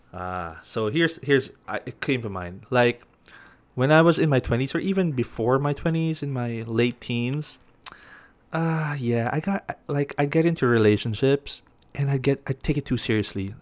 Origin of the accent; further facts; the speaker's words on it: Baguio, Cordillera Administrative Region, Philippines; I grew up in Baguio, so it's all, like, mountains and hills.